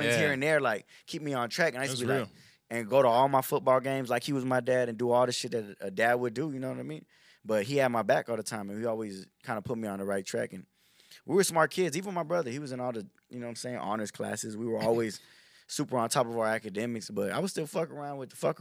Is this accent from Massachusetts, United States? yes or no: no; Houston, Texas, United States; I was born here in Houston